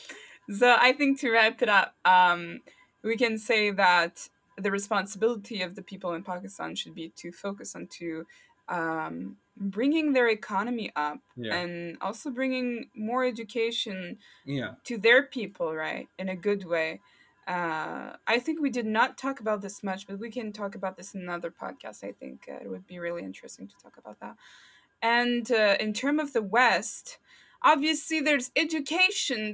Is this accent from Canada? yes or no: yes; Canada; I'm from Canada